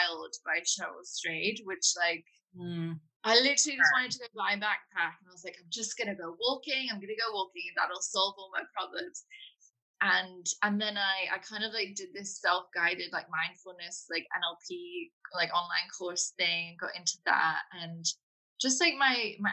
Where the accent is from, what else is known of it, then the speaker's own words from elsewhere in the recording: United Kingdom; now in London, United Kingdom; I'm in London at the moment. I am British